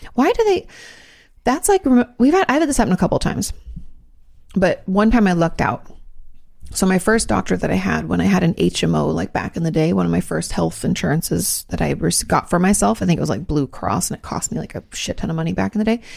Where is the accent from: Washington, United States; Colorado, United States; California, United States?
Washington, United States; Joint Base Lewis-McChord; moved away; I grew up outside of the Lewis McCord base.